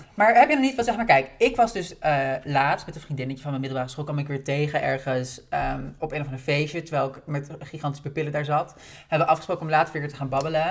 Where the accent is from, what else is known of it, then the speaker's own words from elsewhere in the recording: Haarlem, North Holland, Netherlands; also born or lived in Bloemendaal; ik kom uit Haarlem en Bloemendaal